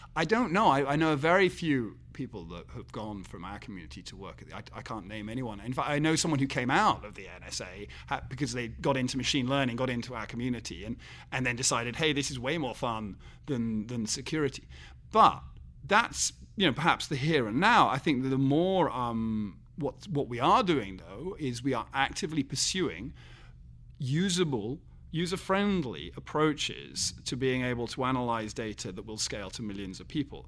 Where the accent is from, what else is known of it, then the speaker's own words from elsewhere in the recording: England, United Kingdom; as an Englishman